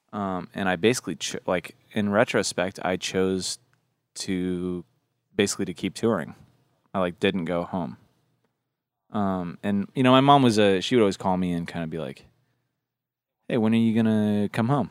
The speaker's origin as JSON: {"language": "English", "region": "Washington", "country": "United States", "said": "I'm from Washington State"}